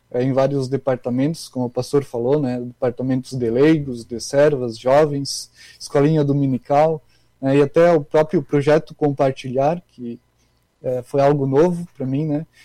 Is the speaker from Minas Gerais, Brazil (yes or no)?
no; Cândido Godói, Rio Grande do Sul, Brazil; moved away as an adult; now in Canoas, Brazil; eu sou da região das Missões, né, perto de Santa Rosa, perto lá da, da cidade do Christian Prive. Só que a cidade é Cândido Godói, né, é uma cidade pequena, 5 mil habitantes.